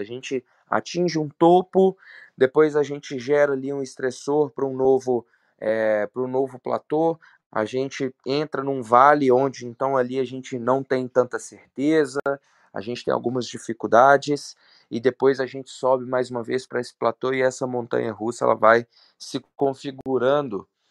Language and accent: Portuguese; Belo Horizonte, Minas Gerais, Brazil; sou de Belo Horizonte